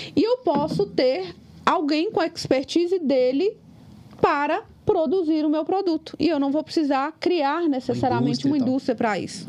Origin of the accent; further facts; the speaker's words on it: Capelinha, Minas Gerais, Brazil; now in Ipatinga, Brazil; Hoje eu moro em Patinga, mas eu sou lá de Capelinha